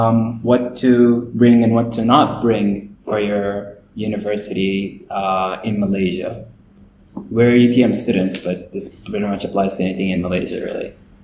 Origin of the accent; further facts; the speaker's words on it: Saudi Arabia; I am Sudanese, born and raised in the Kingdom of Cash Money, aka Saudi Arabia.